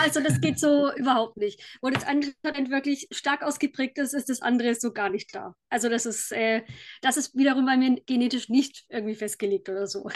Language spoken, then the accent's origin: German; Kulmbach, Bavaria, Germany; ich komme aus Kulmbach in Oberfranken.